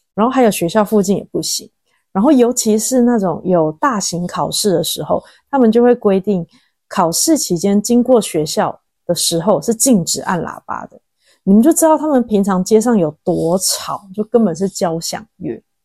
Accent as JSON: {"language": "Chinese", "country": "Taiwan", "moved": "as an adult", "lives_now": "Chengdu, China", "said": "我在台湾就是我们呢，我们台湾人就是跟朋友约见面"}